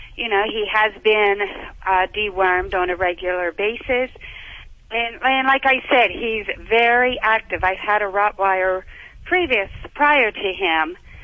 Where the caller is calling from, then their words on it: Pennsylvania, United States; I'm calling from Pennsylvania.